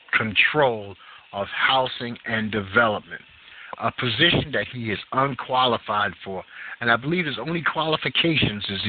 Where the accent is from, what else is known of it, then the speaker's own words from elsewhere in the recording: New York City, New York, United States; being a New Yorker